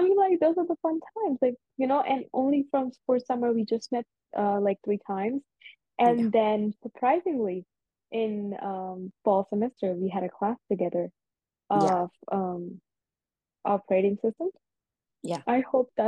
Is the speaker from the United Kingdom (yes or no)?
no; India; I am one Indian girl.